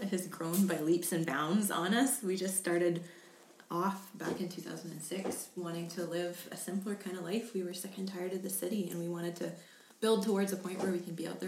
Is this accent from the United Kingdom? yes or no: yes; England, United Kingdom; moved away; I come from England